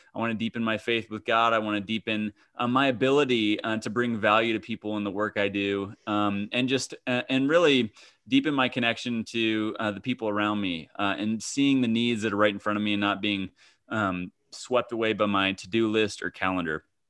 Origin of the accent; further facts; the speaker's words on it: Kansas, United States; I grew up in Kansas